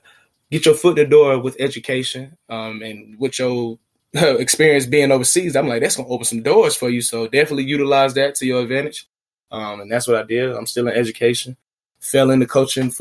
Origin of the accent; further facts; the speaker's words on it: Atlanta, Georgia, United States; also born or lived in Smyrna, Georgia; born and raised in Atlanta, Georgia